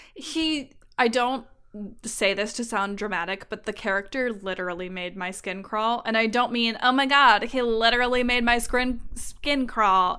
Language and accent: English; California, United States; I am from California